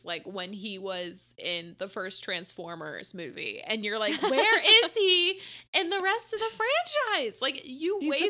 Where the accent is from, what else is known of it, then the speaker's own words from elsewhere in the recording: Australia; I grew up in Australia not even knowing that half of these creatures lived here.